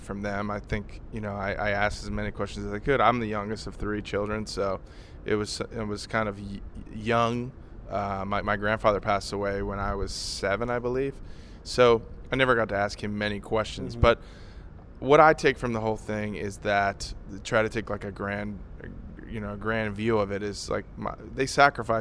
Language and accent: English; New Orleans, Louisiana, United States; now in Nashville, United States; I grew up in New Orleans